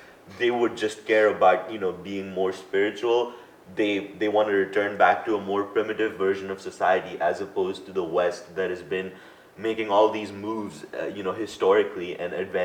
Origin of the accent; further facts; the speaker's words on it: India; growing up in Asia